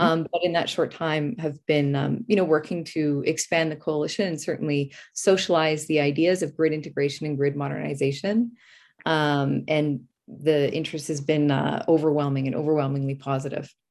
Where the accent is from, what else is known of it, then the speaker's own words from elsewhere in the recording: Alberta, Canada; I grew up in Alberta